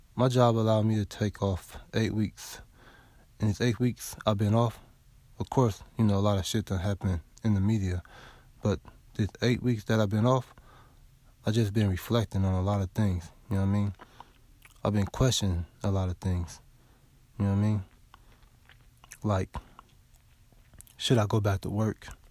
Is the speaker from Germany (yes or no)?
no; West Coast, United States; now in the South, United States; I'm from the West Coast, though, but I live in the South now.